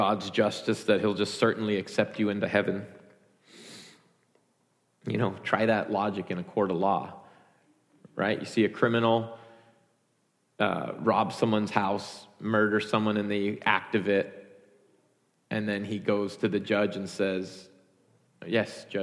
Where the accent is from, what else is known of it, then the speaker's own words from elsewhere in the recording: United States; identifying as an American. I'm born here, raised here